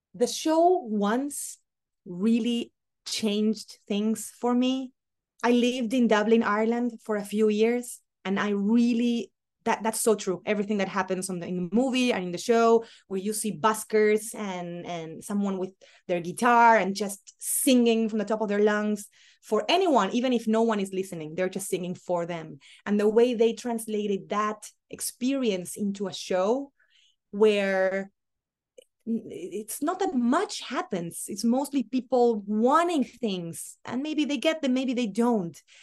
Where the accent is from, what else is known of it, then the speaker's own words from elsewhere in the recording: Argentina; accent: very Argentinian; moved away as an adult; now in New York, United States; I'm an Argentinian who left Argentina a long time ago